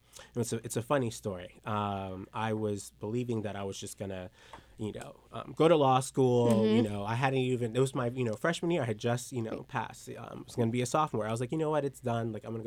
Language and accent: English; Lubbock, Texas, United States; born there; also born or lived in Dominican Republic; I was born in Texas, Lubbock, Texas, and my parents are missionaries.